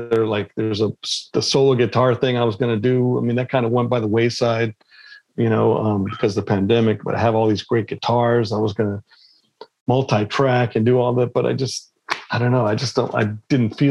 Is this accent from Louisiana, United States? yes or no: no; Los Angeles, California, United States; also born or lived in Pakistan; I grew up in California after 4 years old, you know, being in Pakistan